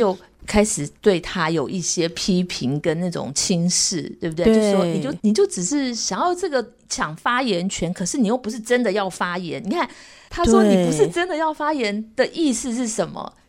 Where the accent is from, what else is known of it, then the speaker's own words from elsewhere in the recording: New York, United States; 我从小在纽约